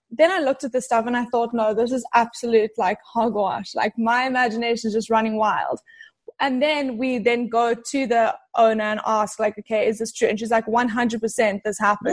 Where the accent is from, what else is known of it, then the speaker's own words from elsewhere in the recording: South Africa; moved away as an adult; now in California, United States; So I'm originally from South Africa moved to California probably like five years ago. But in South Africa, I grew up around a lot of animals